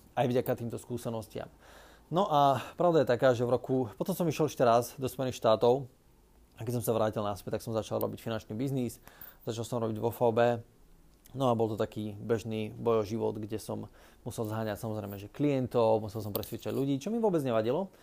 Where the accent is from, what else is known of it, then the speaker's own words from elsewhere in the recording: Námestovo, Žilina Region, Slovakia; pochádzam z Oravy, z takého malého mesta, ktoré sa volá Námestovo